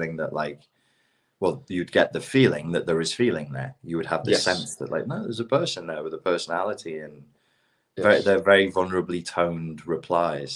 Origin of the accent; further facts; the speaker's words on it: England, United Kingdom; accent: English; moved away; my English accent